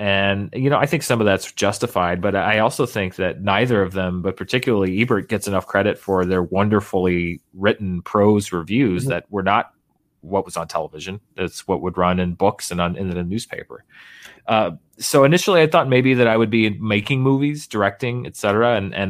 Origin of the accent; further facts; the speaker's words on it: Little Rock, Arkansas, United States; Now there are two or three theaters where I grew up in Little Rock that have, you know, screens that will run films like that.